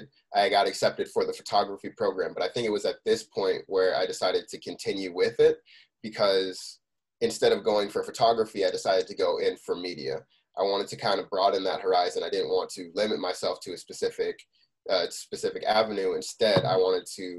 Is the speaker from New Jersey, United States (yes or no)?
yes; Scotch Plains, New Jersey, United States; I grew up in Scotch Plains, a lot of my friends played instruments